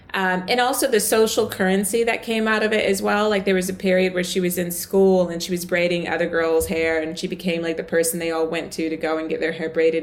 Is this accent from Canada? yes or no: no; the South, United States; accent: American; moved away as an adult; now in United Kingdom; I grew up in the South.